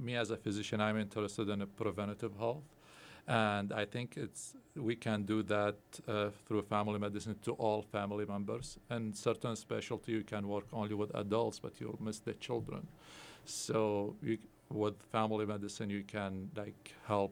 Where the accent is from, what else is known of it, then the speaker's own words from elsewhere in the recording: Baghdad, Baghdad Governorate, Iraq; also born or lived in Erie, Pennsylvania; now in Indiana, United States; I'm originally from Baghdad, born and raised over there. Then I came to United States as a refugee